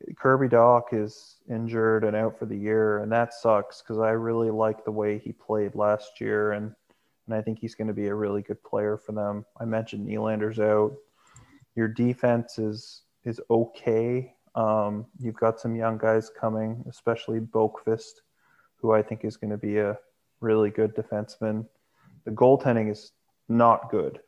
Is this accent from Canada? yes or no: yes; Canada; I am Canadian